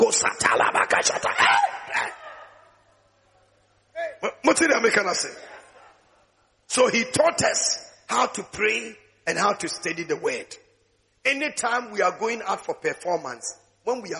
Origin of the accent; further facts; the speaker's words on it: Takoradi, Western Region, Ghana; I was in Takoradi. That was the place where I gave my life to Christ when I joined the Tears of Jesus